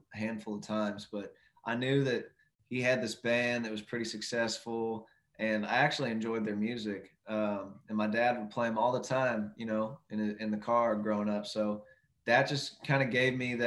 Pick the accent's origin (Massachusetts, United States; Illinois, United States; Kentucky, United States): Kentucky, United States; Louisville; born or raised there; moved away as an adult; now in Nashville, United States